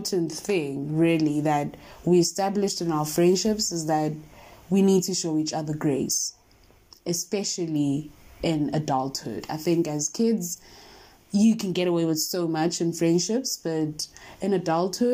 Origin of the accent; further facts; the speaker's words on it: South Africa; we are South African